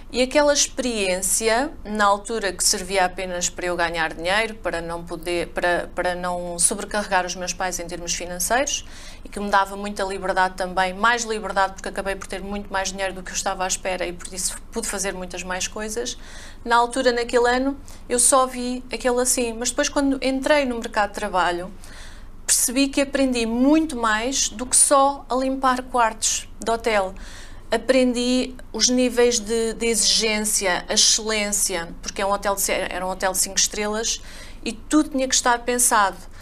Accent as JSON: {"language": "Portuguese", "area": "a village near Covilhã, interior of Portugal", "region": "Centro", "country": "Portugal", "tie": "born or raised there", "also_born_or_lived": "Coimbra / England", "moved": "as an adult", "said": "Eu sou do interior de Portugal, da Covilhã, uma aldeiazinha lá perto"}